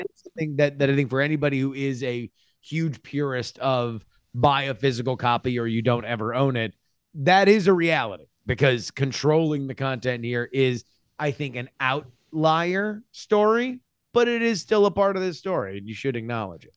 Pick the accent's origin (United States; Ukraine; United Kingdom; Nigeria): United States; Florida; moved away; It's my home state